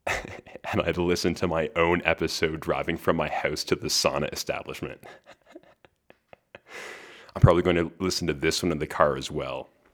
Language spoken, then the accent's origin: English; Western Canada, Canada; my Western Canadian uninformed perspective